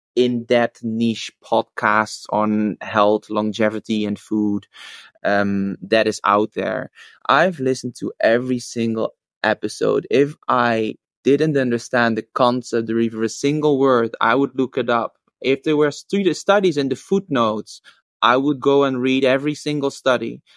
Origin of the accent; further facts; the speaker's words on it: Netherlands; also born or lived in Australia; I came back eventually to the Netherlands because I felt that my my heart was in Europe